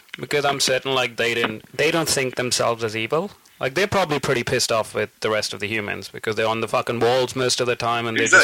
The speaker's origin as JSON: {"language": "English", "country": "India", "said": "I'm Indian and she's Pakistani."}